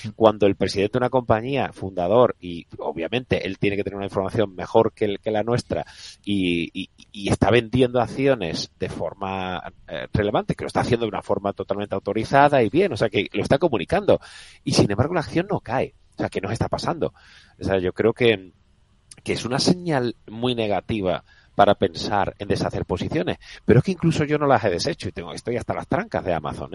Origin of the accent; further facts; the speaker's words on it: Andalusia, Spain; accent: Andalusian; soy muy clarito con mi acento andaluz, que después de 50 años no lo, no lo he perdido